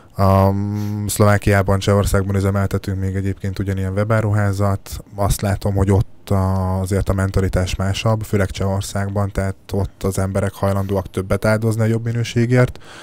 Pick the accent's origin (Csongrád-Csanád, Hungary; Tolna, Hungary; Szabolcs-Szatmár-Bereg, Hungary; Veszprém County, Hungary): Szabolcs-Szatmár-Bereg, Hungary; én is szabolcsi gyerek vagyok